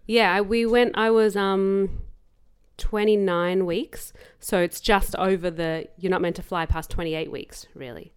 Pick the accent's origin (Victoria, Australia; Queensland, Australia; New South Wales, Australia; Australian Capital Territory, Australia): Victoria, Australia; Melbourne; born or raised there